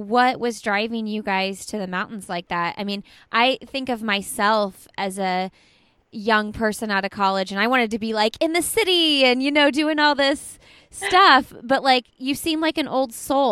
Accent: Midwest, United States; All of us Midwestern people, all of us hillbillies out here in the Midwest, we say Boise

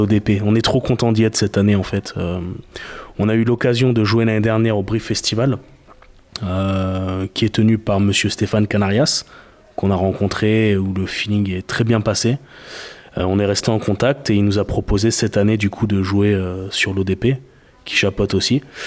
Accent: Bordeaux, Nouvelle-Aquitaine, France; also born or lived in Saint-Aubin; même si on est bordelais

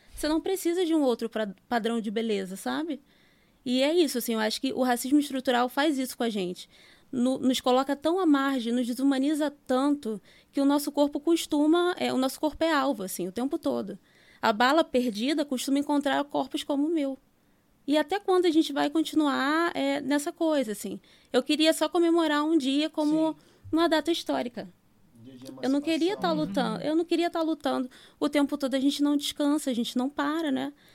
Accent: Vila Kennedy, Rio de Janeiro, Brazil; eu nasci e fui criada em Vila Kennedy

